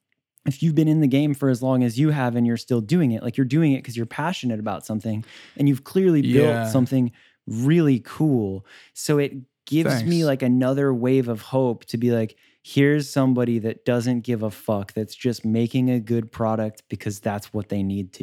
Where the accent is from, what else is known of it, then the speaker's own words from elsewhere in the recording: Miami, Florida, United States; I'm from Miami, but my dad's Scottish.